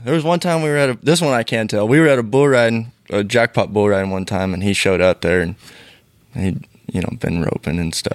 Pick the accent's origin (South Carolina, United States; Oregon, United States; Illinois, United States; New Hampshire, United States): Oregon, United States; Canby; I grew up in Canby, Oregon